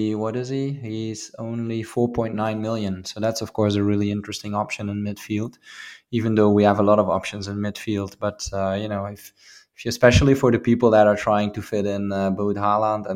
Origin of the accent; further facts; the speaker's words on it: Maastricht, Limburg, Netherlands; my hometown team, MVV Maastricht